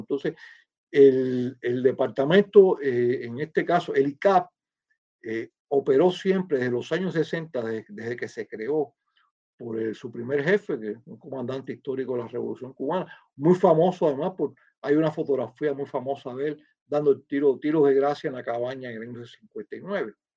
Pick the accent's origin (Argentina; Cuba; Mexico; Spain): Cuba; now in United States